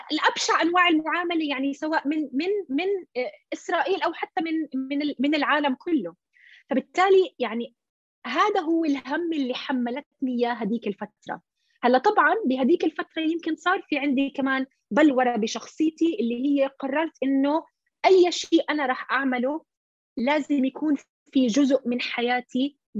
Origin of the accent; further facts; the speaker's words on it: Jordan; اللي هو يعني هي البنت مثلي آه، يعني اردنيه اصلها فلسطيني